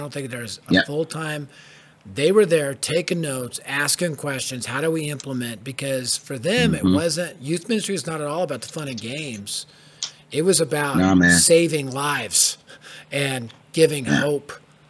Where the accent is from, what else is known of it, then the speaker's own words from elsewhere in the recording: Denver, Colorado, United States; I was raised in the Denver hood